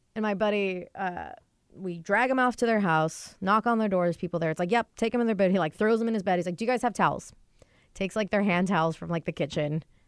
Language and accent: English; near Everett, Washington, United States; moved away as an adult; now in Seattle, United States; not many cabs come to my hometown. They all go to Everett, which is like a ten, fifteen minute drive away